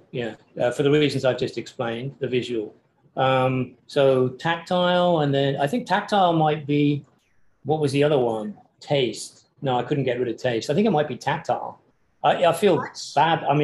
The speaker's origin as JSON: {"language": "English", "region": "England", "country": "United Kingdom", "said": "I say taste because I'm English and you know we don't really care about food."}